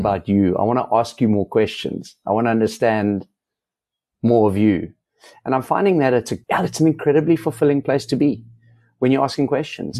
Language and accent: English; South Africa; as a South African